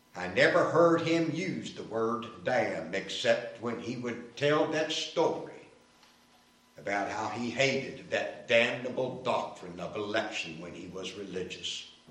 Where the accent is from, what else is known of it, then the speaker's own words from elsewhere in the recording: Winston-Salem, North Carolina, United States; Winston-Salem, my hometown